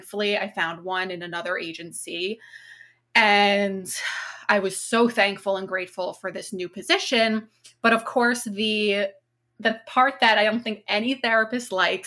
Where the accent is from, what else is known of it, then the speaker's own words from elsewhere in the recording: Long Island, New York, United States; I'm from Long Island.